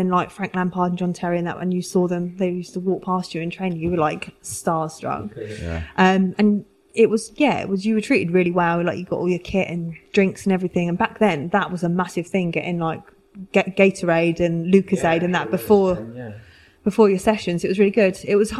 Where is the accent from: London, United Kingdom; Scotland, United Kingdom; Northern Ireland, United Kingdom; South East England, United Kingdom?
South East England, United Kingdom; Fareham; I'm from the South, yeah. So I grew up in a place called Fareham, which is in between Portsmouth and Southampton.